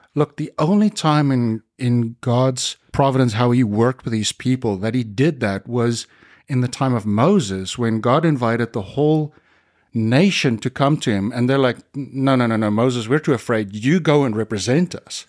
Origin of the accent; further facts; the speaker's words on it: South Africa; I grew up in the Dutch Reformed Church in South Africa